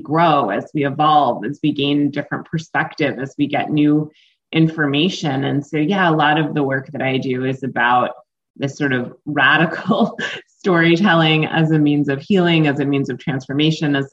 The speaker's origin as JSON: {"language": "English", "town": "Greenwich", "region": "Connecticut", "country": "United States", "moved": "yes", "lives_now": "Philadelphia, United States", "said": "I'm from Greenwich, Connecticut, but I live in Philadelphia, Pennsylvania, and I've lived here for the last maybe 11 or so years"}